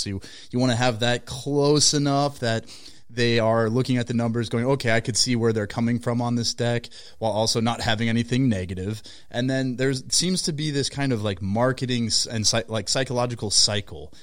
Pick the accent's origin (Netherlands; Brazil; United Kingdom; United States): United States; Minnesota; We're from Minnesota, so Target has, like, this extra level of importance placed on it.